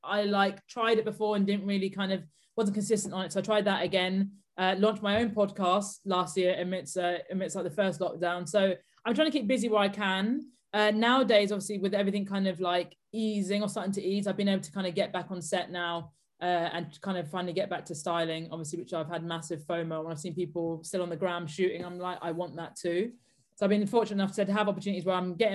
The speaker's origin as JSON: {"language": "English", "area": "Buckinghamshire", "region": "South East England", "country": "United Kingdom", "tie": "born or raised there", "said": "I grew up outside of London in the suburbs of Buckinghamshire."}